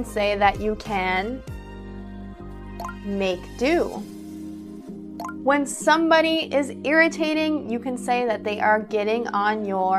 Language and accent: English; United States; accent: American English; I'm an American English speaker